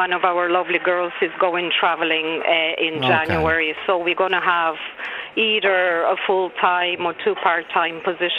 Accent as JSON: {"language": "English", "country": "Bulgaria", "moved": "yes", "lives_now": "Skerries, Ireland", "said": "I'm from Bulgaria originally, but I've been here."}